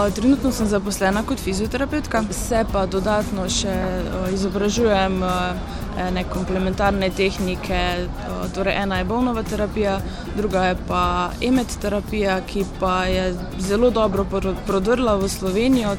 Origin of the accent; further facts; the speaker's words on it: Mozirje, Slovenia; prihajam iz Mozirja